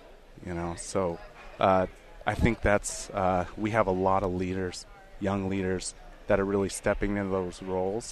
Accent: Fairbanks, Alaska, United States; moved away as an adult; now in Washington, D.C., United States; growing up in Fairbanks

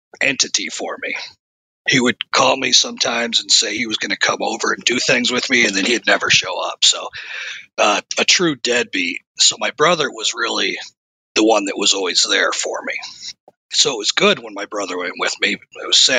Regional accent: Flint, Michigan, United States; I was born in Flint, Michigan

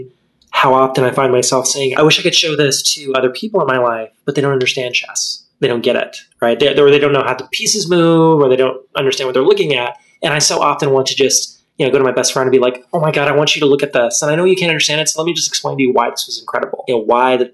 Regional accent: Texas, United States; Well, I was raised in Texas. I wish I could say I was born there, because I am a Texan through and through.

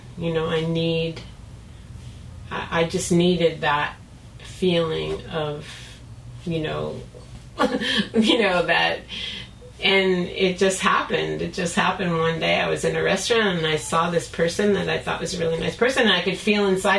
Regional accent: California, United States; it must just be because you're from the East Coast and I'm from Southern California.

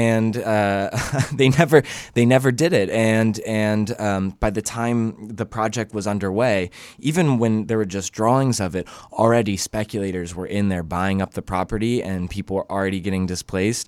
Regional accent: Atlanta, Georgia, United States; moved away; I'm from Atlanta originally

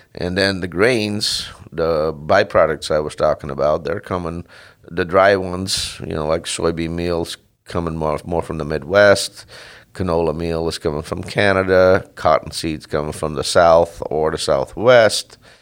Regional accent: Netherlands; moved away as an adult; also born or lived in California / Washington; now in Mesa, Washington, United States; I grew up in Holland. Uh, my family had a, a dairy farm

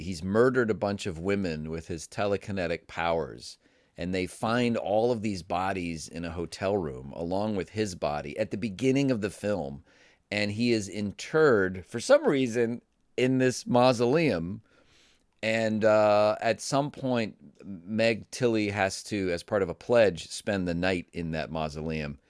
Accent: Cleveland, Ohio, United States; for a lot of Midwestern people, you know, growing up in Cleveland

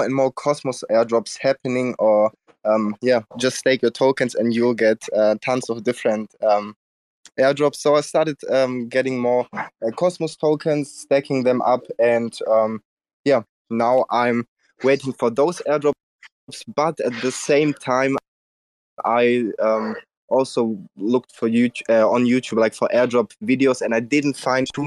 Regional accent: Germany; I'm from Germany

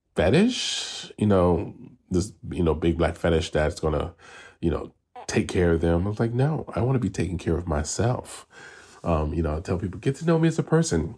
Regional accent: New York City, New York, United States; moved away as an adult; now in Los Angeles, United States; I am originally from New York City, the South Bronx, and now I live in Los Angeles, California, and I've been out here for thirteen years.

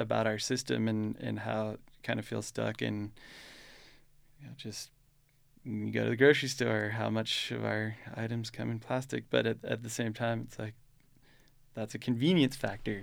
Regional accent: United States; now in Utah, United States; I grew up in Lake Tahoe

